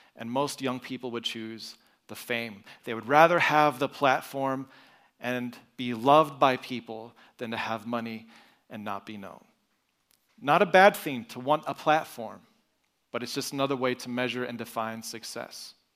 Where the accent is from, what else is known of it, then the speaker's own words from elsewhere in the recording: Broken Arrow, Oklahoma, United States; moved away; I was born and raised in Broken Arrow, Oklahoma. So I am an Okie